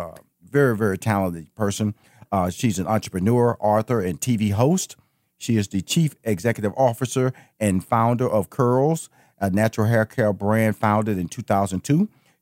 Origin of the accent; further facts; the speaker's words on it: Houston, Texas, United States; I'm a Houston, Texas boy